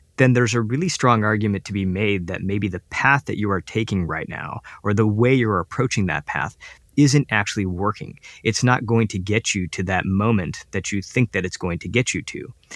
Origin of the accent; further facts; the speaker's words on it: United States; as an Indian kid living up living in the United States